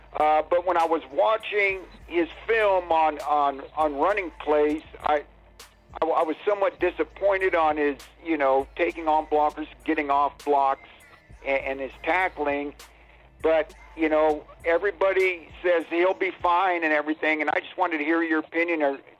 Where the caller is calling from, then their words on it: California, United States; Hey, Big Game James. … from California … I'm a 50-year Cowboy fan.